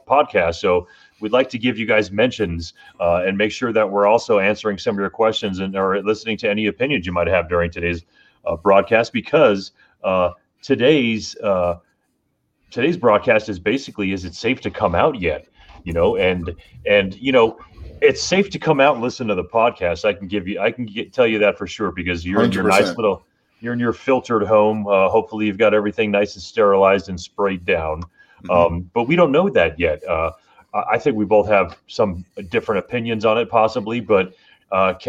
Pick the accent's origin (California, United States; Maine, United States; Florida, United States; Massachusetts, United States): Florida, United States; South; I grew up in South Florida